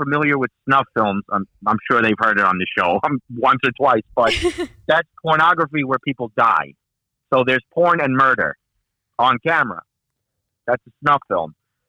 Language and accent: English; Long Island, New York, United States; we're all from Long Island.